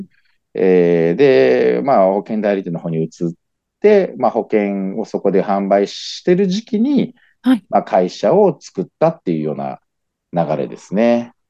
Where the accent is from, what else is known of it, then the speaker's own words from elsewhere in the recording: Nagoya, Aichi, Japan; 地元が愛知県の方、愛知県名古屋市の方で